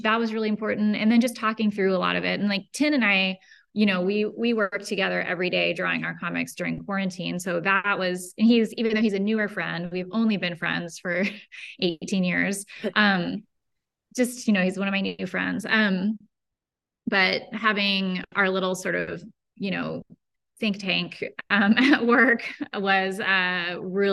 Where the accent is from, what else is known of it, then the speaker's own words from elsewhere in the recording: Berkeley, California, United States; also born or lived in Emeryville / Oakland / El Cerrito; I grew up here. I was born in Berkeley. I lived in all the little towns around here, like Emeryville, Oakland, El Cerrito, all within a 20-mile radius